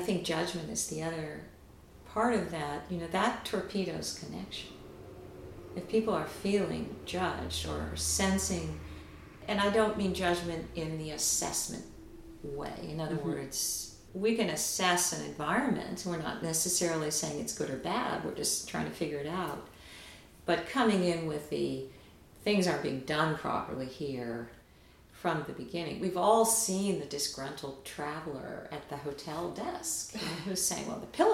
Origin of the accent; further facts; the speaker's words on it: United States; also born or lived in Rio de Janeiro, Brazil; now in Washington, United States; as an American